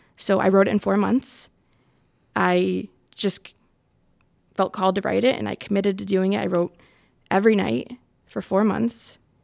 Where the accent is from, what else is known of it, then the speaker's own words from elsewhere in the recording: Connecticut, United States; moved away as an adult; also born or lived in Asuncion, Paraguay; now in Rhode Island, United States; I grew up in Connecticut